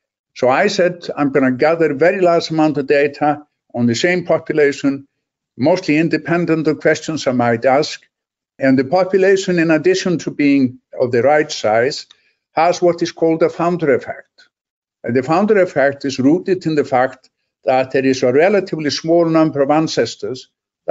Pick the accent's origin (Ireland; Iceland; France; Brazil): Iceland